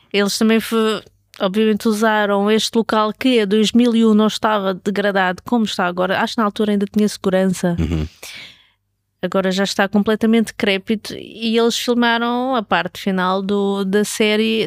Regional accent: Lisbon, Portugal; Eu cresci em Lisboa nos anos 80 e 90

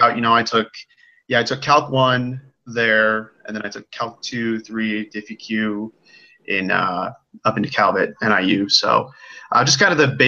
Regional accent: Illinois, United States; I am from the Quad City, so that's kind of on the border of Iowa

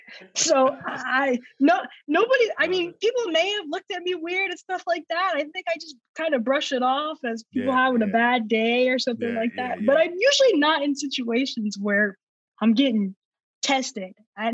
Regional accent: the South, United States; like, I'm from the South, so instead of drinking a sweet tea, I'll change it for a water

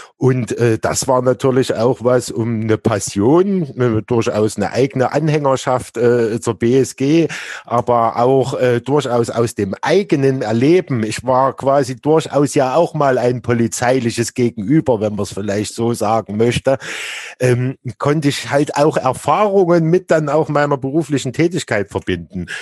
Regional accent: Leipzig, Saxony, Germany; ich komme ja ursprünglich aus Plagwitz, so relativ nah dann äh, äh, zu Leutsch

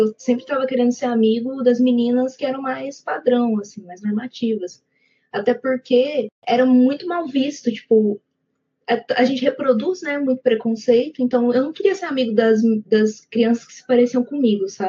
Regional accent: Ituiutaba, Minas Gerais, Brazil; also born or lived in Goiânia, Goiás; é um prazer estar aqui com vocês. Eu tenho 22 anos Nasci e cresci aqui em Tuiutaba, Minas Gerais, Pontal do Triângulo Mineiro

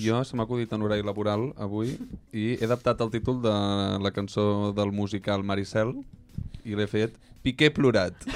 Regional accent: Catalonia, Spain; som catalans i no som americans

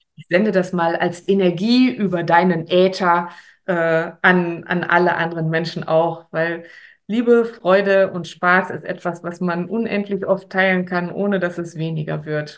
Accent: Paderborn, North Rhine-Westphalia, Germany; bei uns in Paderborn

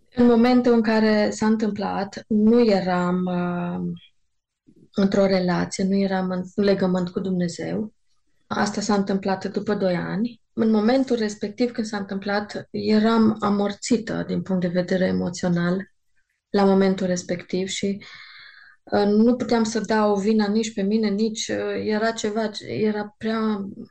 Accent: Târgu Mureș, Mureș County, Romania; Știu că încă eram la liceu, știu că în Târgu Mureș um, când se făcea evangelizări, eram prezent la evangelizări

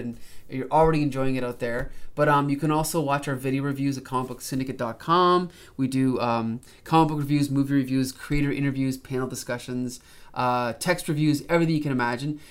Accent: Canada; as a Canadian

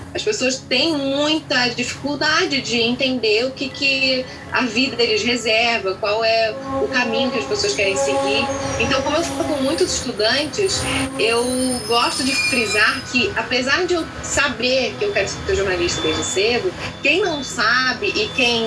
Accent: Niterói, Rio de Janeiro, Brazil; eu sou de Niterói

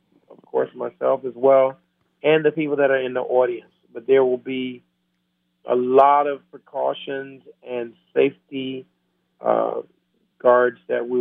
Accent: Camden, Alabama, United States; Camden, Alabama, my hometown

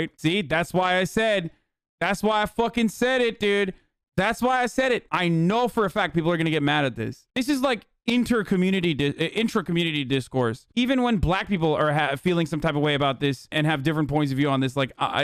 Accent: Turkey; moved away; I grew up in Turkey, far away from black culture

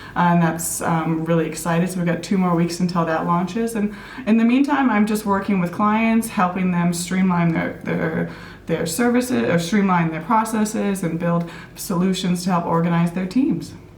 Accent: Minneapolis, Minnesota, United States; also born or lived in Thailand; now in New Zealand; I was born and raised in Minneapolis, Minnesota

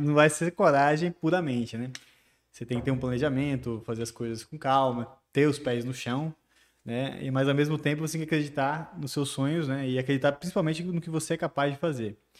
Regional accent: Barreiras, Bahia, Brazil; also born or lived in Salvador / Brasília; E eu vivi minha infância toda aqui em Barreiras

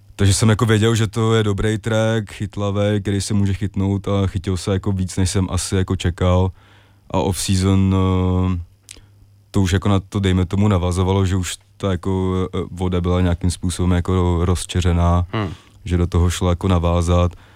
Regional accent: Prague, Czechia; jsem jako vyrůstal mm, většinu ho děsí ve Strašnicích

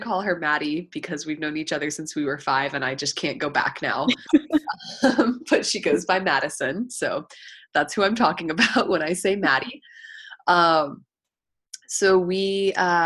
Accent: Austin, Texas, United States; moved away as an adult; now in Charlottesville, United States; I'm originally from Austin, Texas, so I moved to Virginia for grad school

